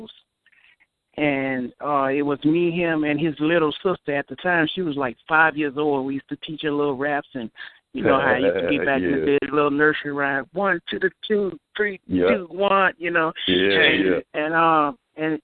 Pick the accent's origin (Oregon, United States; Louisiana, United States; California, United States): Louisiana, United States; New Orleans; I was born in New Orleans. I grew up in the Melpomene Projects